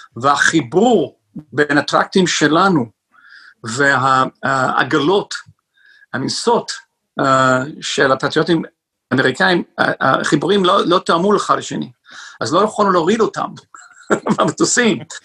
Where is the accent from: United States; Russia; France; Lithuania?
United States; northern New Jersey; now in Israel; יש לי הורים שעדיין גרים באותו בית, איפה שגדלתי, בצפון ניו ג'רזי